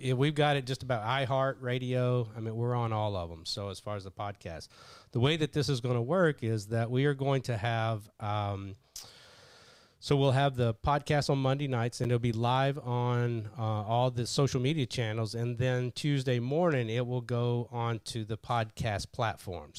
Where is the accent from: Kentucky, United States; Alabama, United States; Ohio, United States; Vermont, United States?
Kentucky, United States; I grew up in Kentucky